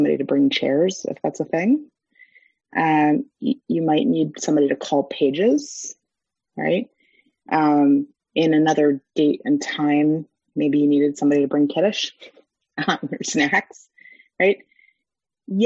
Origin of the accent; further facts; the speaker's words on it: United States; We as Americans, as English speakers